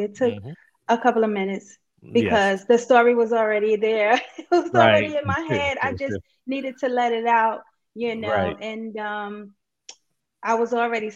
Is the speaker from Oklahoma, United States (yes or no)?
no; New York City, New York, United States; I'm from Brooklyn, New York